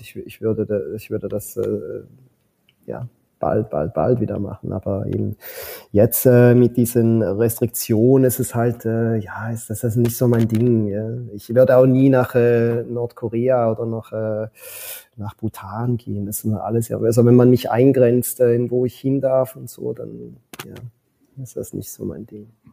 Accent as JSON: {"language": "German", "country": "Switzerland", "moved": "as an adult", "lives_now": "Philippines", "said": "ich bin ein Schweizer"}